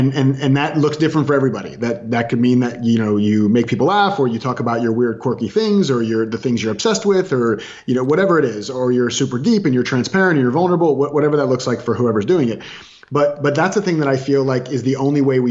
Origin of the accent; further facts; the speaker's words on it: Orlando, Florida, United States; I was raised in Florida